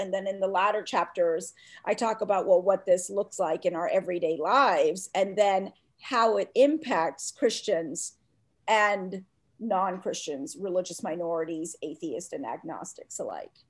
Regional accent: Atlanta, Georgia, United States; also born or lived in India; I grew up in Atlanta, Georgia, where I really didn't fit in as a little brown Hindu girl

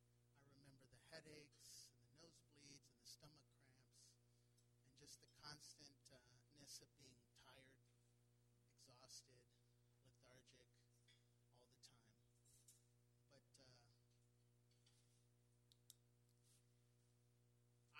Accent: Houston, Texas, United States; I grew up here in Houston, Texas, on the east side of town

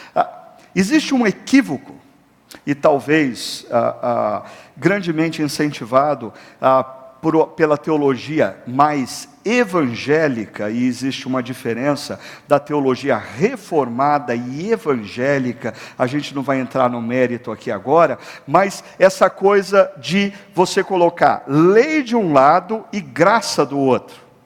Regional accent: Brazil; como brasileiros

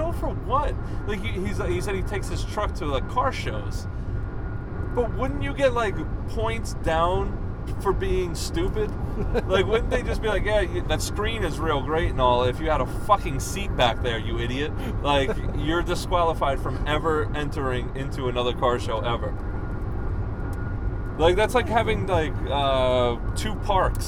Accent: Long Island, New York, United States; moved away; I grew up on Long Island

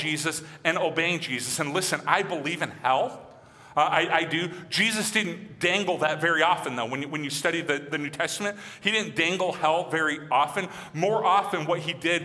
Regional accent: Michigan, United States; moved away; growing up in Michigan

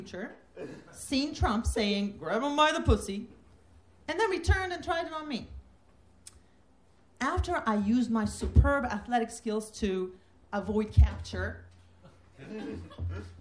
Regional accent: Turkey; moved away as an adult; also born or lived in Massachusetts; I'm from Turkey, never met a lesbian or gay person who was out

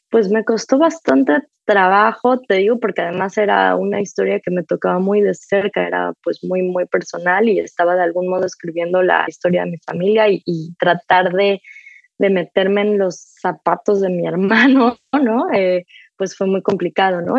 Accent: Mexico; moved away as an adult; now in New York, United States; Hace casi una década que me fui de, de México, pero, pero pues hoy soy mexicana, crecí en México

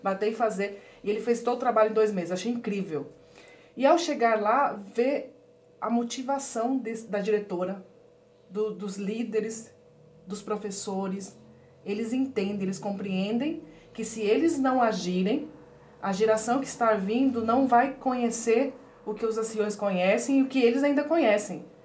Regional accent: Pedro Juan Caballero, Amambay, Paraguay; moved away; also born or lived in Porto Murtinho, Mato Grosso do Sul, Brazil / Ponta Porã, Mato Grosso do Sul, Brazil; eu nasci em Porto Murtinho, que é uma regi região também de fronteira Mato, com Mato Grosso do Sul e Paraguai. E aí eu fui criada em Pedro Juan, que faz fronteira com Ponta Porã.

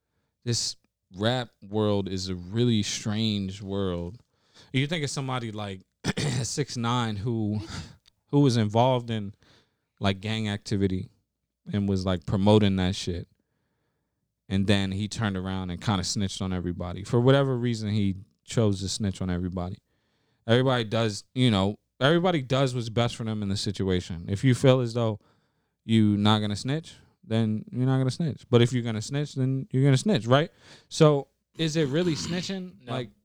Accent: Baltimore, Maryland, United States; I grew up in Baltimore, Maryland.

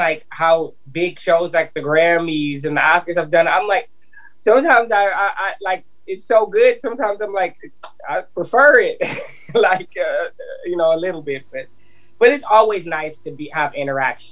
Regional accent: Minneapolis, Minnesota, United States; now in Nashville, United States; I'm from Minneapolis, Minnesota, though. Yep, it's my hometown, but I live here in Nashville

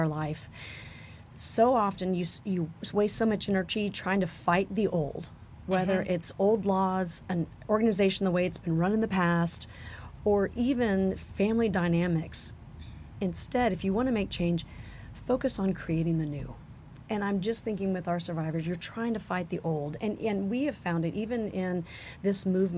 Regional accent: El Paso, Texas, United States; I'm from El Paso

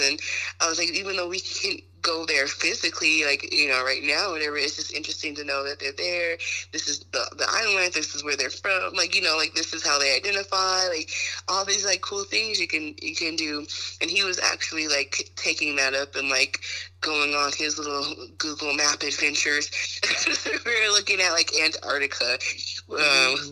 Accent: United States; being American

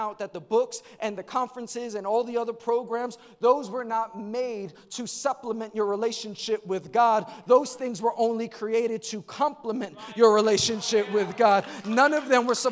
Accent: New York, United States; I'm from New York

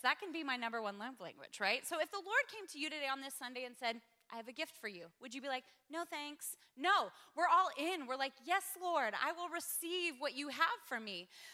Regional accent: Spokane, Washington, United States; moved away as an adult; also born or lived in Sydney, Australia; I grew up in Spokane, Washington. Gave my life to Jesus at 19, moved to Sydney, Australia

